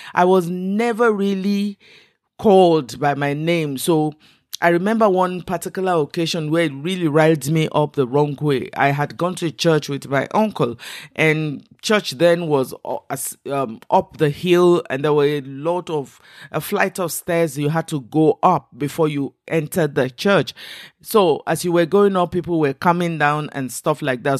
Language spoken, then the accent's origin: English; Western Nigeria, Nigeria; first language Igbo (Ukwuani/Kwale); English is a second language; I am Nigerian and I come from the southern Nigerian. I grew up in the West, so I speak, um, the Yoruba language as well as my own native language, which is, uh, uh, Igbo, Kwale kind of language